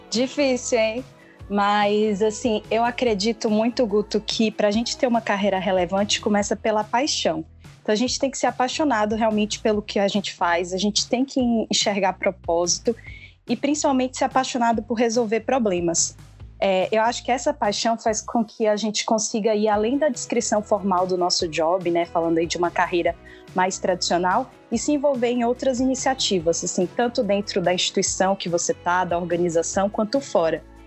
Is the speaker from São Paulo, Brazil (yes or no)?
no; Bahia, Brazil; sou baiana